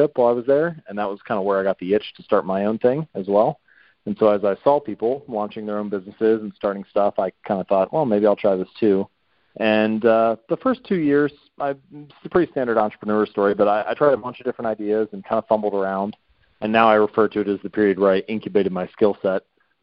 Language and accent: English; Cincinnati, Ohio, United States; I'm from Ohio originally, so I'm a Buckeye, born and bred. I was raised in Cincinnati, lived in the same house my whole life.